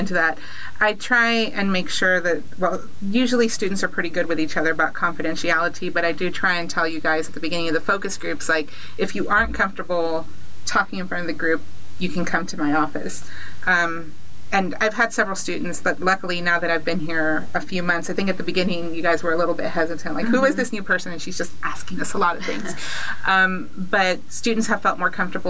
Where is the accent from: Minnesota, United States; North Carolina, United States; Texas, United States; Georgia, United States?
Texas, United States; McAllen; I was born here in McAllen, moved away for a little bit, came back, and obviously came back again